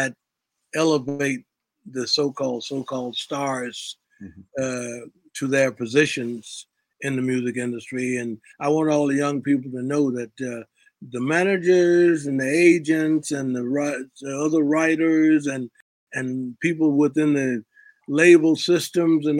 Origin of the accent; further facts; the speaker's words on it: Memphis, Tennessee, United States; growing up in Memphis